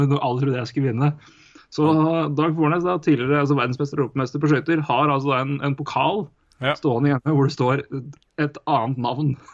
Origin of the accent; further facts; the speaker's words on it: Elverum, Innlandet, Norway; moved away; jeg ble født og vokste opp i Elverum